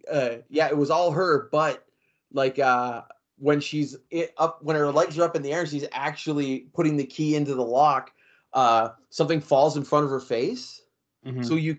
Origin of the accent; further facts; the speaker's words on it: Canada; here as a Canadian